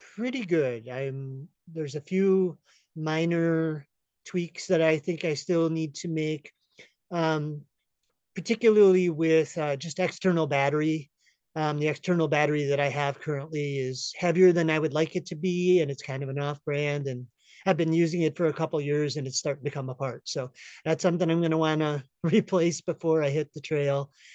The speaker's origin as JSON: {"language": "English", "region": "upstate New York", "country": "United States", "moved": "yes", "lives_now": "Humboldt County, California, United States", "said": "originally from upstate New York"}